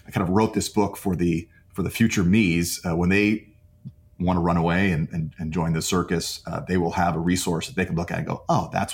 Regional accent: Canada; Here in Canada

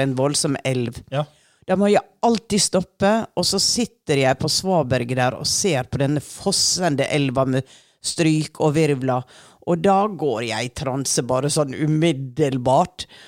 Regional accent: Sunnmøre coast, Western Norway, Norway; jeg vokste jo opp på Vestlandet utenfor kysten.

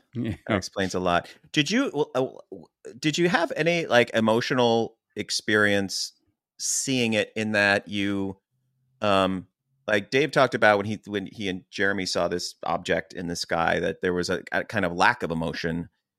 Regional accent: Chester Springs, Pennsylvania, United States; where we grew up in Chester Springs, Pennsylvania, which was very farm, very woodsy, very cornfields.

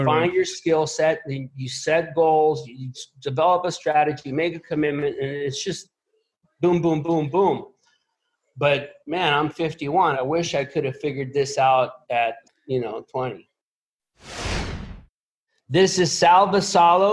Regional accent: Puerto Rico; I was born here in Puerto Rico

